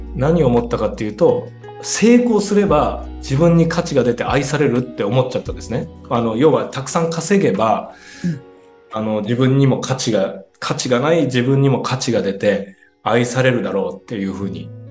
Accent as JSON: {"language": "Japanese", "region": "Mie", "country": "Japan", "tie": "born or raised there", "also_born_or_lived": "Osaka", "moved": "as an adult", "said": "三重出身なんですけど大学から大阪に出てて"}